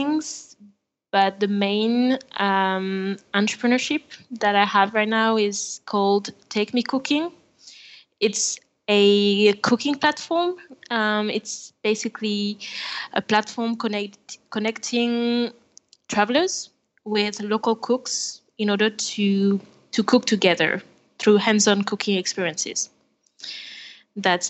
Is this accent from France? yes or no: yes; France; accent: French; English is a second language; now in Buenos Aires, Argentina; I'm French. Maybe you can hear my accent.